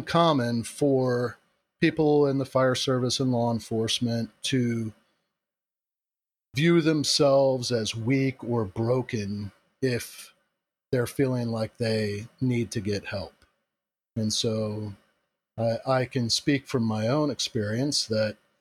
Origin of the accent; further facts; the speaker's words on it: Central Florida, United States; I was born and raised in Central Florida